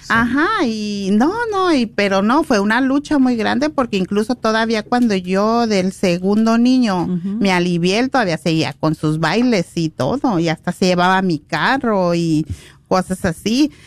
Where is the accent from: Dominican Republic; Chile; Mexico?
Mexico; Guadalajara, Jalisco; now in Los Angeles, United States; yo soy de Guadalajara